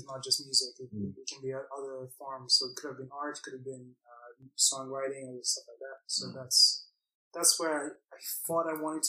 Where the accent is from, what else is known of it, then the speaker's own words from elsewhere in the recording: Belgium; I grew up in Belgium